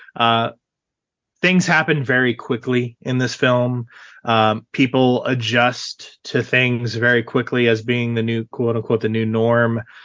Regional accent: Central Texas, United States; I grew up in Central Texas, uh, my entire life.

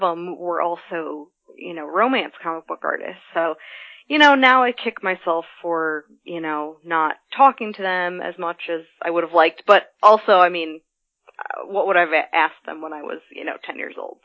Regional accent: Midwest, United States; I grew up in the Midwest

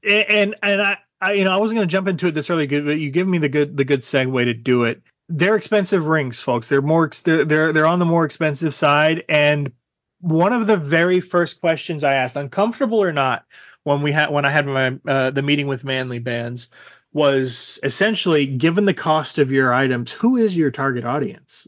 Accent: Texas, United States; obviously I grew up in Texas

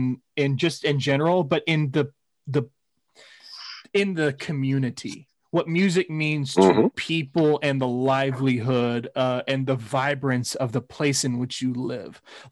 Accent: Austin, Texas, United States; I was born and raised in Austin, Texas, which is widely considered the live music capital of the world. I'm one of the few people I think, I guess, left who was a true blue local.

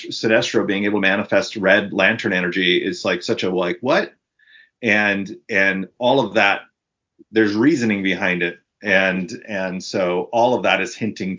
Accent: Arizona, United States; I'm from Arizona. I was born in Arizona and I went to school in Tucson

